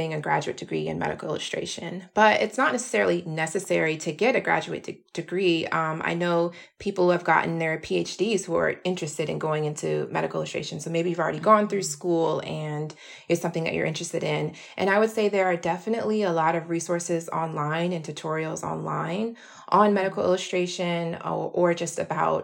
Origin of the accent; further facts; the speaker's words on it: Atlanta, Georgia, United States; moved away as an adult; now in New York, United States; I'm from Atlanta, Georgia originally